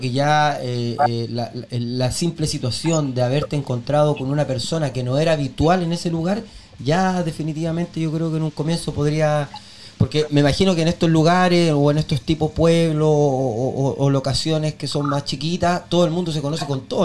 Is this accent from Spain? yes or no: no; Chile; now in Stockholm, Sweden; vivo en la ciudad de Estocolmo, soy chileno, me cambié aquí hace varios años